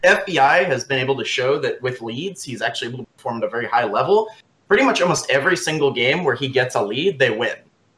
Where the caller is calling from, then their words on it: Friendswood, Texas, United States; I am calling from Friendswood, Texas, and before the guy in the comments section that got angry at me for saying that, I'm in Houston.